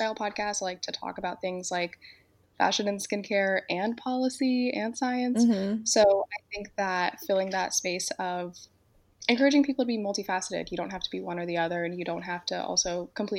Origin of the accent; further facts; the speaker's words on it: Miami, Florida, United States; moved away as an adult; also born or lived in North Carolina / Arizona; now in Georgia, United States; I am originally from Miami. And I grew up in Miami